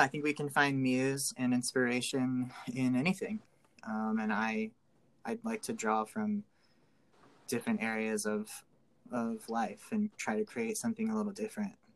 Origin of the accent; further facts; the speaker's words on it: Gas City, Indiana, United States; now in Sacramento, United States; I am originally from a little tiny town called Gas City, gas like fuel, uh, Indiana